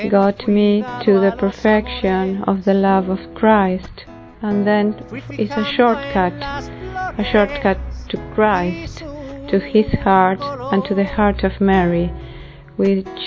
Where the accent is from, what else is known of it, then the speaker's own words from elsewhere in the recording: Argentina; soy de Argentina